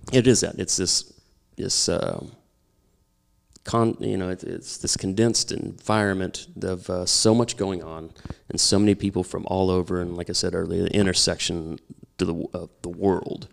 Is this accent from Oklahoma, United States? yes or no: yes; Oklahoma, United States; moved away; also born or lived in Louisville, Kentucky; I'm from Oklahoma